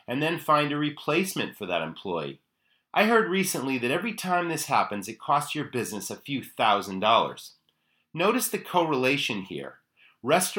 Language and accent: English; Maine, United States; my home state of Maine